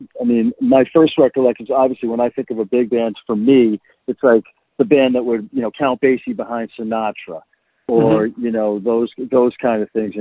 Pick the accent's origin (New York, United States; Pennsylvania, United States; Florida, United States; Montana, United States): New York, United States; New York City; also born or lived in New Hampshire / Boston / California; now in Nashville, United States; I'm originally from Brooklyn, New York.